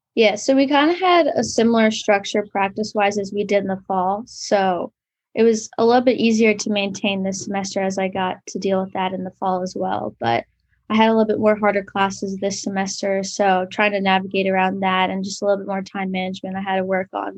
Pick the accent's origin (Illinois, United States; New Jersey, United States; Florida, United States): New Jersey, United States; moved away as an adult; now in Pennsylvania, United States; I am from New Jersey